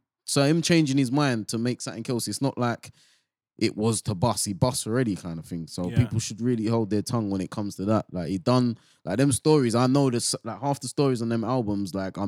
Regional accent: England, United Kingdom; We're from England, so we've all grown up to jungle and garage, and it's a certain speed.

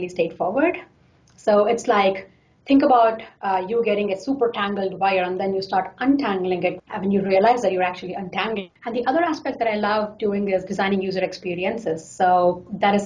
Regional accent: India; now in Seattle, United States; I come from India

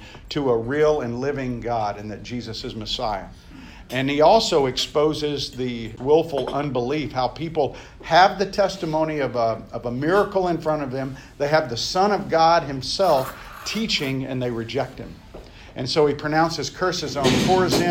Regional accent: the South, United States; I grew up in the South

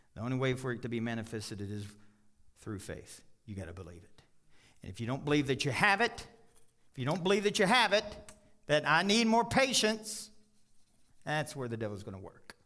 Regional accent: Kentucky, United States; now in Colorado, United States; I grew up in Kentucky.

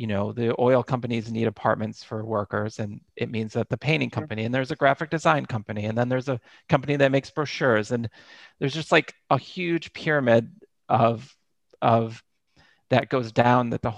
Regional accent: New York, United States; moved away as an adult; now in Norway; when I first moved to Norway, I was like from New York

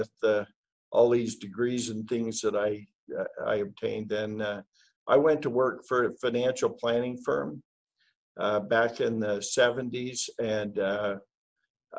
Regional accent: Idaho, United States; moved away as an adult; now in Utah, United States; I'm from originally from Idaho

